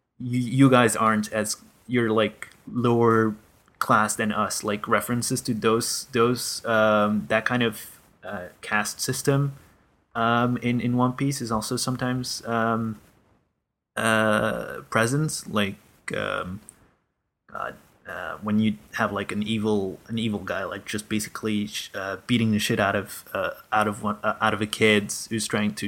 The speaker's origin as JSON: {"language": "English", "country": "Belgium", "said": "my country being Belgium"}